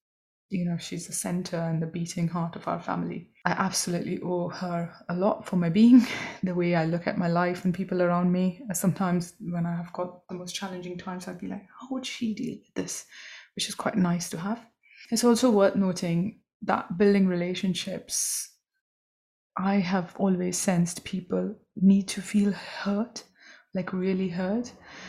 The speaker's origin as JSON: {"language": "English", "country": "India", "tie": "born or raised there", "said": "which was quite an incredible thing for a little girl growing up in India in a suburb."}